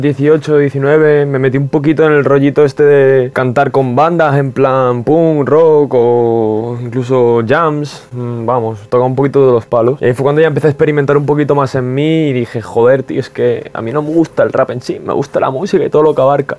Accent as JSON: {"language": "Spanish", "town": "Marbella", "region": "Andalusia", "country": "Spain", "said": "tengo 21 años y vengo de Marbella"}